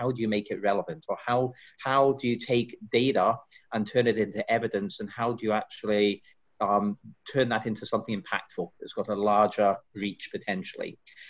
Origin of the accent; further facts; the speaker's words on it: Scotland, United Kingdom; moved away as an adult; now in United States; I've been, you can tell from the accent, I've not always been in this country. I actually moved to the States 22 years ago, but I grew up in Scotland